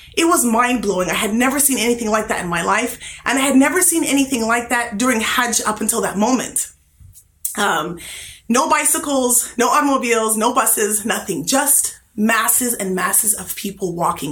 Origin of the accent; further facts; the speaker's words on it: California, United States; I was from California